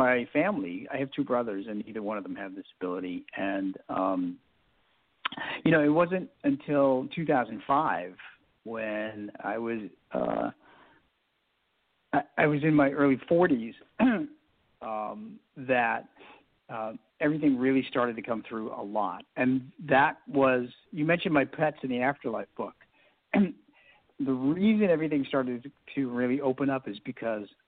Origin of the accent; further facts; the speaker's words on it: Boston, Massachusetts, United States; now in Maryland, United States; I grew up in the Boston area, and I was a really quiet and shy kid.